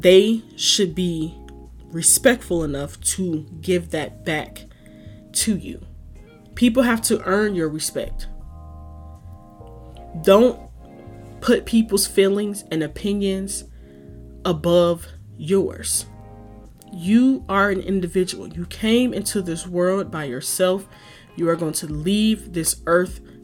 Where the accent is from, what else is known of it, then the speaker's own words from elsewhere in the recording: Detroit, Michigan, United States; moved away as an adult; now in Chicago, United States; born and raised in Detroit, lived in the Midwest my whole life.